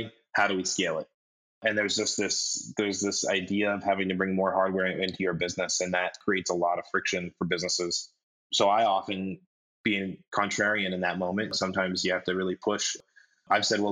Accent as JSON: {"language": "English", "region": "Colorado", "country": "United States", "tie": "born or raised there", "said": "I grew up in Colorado, and we had good schools"}